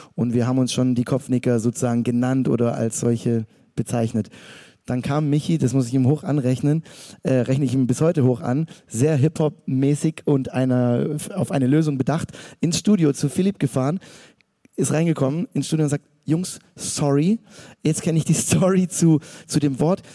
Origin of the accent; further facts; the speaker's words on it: Stuttgart, Baden-Württemberg, Germany; ich und noch so andere Stuttgarter